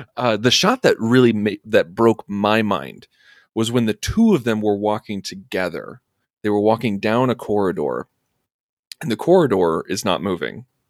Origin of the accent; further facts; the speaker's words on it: Urbana, Illinois, United States; I was born and raised in Urbana, Illinois